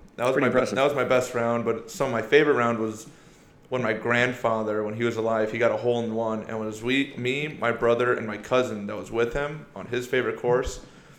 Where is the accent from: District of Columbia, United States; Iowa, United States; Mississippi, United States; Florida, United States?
Iowa, United States; also born or lived in Seoul, South Korea; Well, don't let the blonde hair, blue eyes fool you. You know, I grew up in Iowa, you know, since I was a kid.